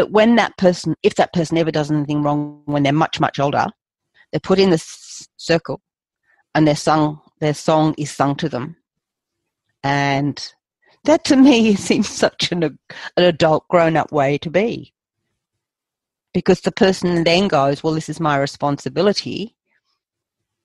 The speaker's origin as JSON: {"language": "English", "region": "England", "country": "United Kingdom", "said": "Being English"}